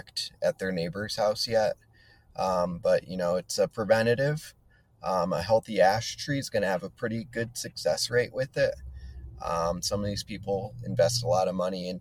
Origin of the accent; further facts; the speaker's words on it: Connecticut, United States; moved away as an adult; now in Colorado, United States; I grew up in Connecticut. So 20 years in Connecticut, 20 years out west.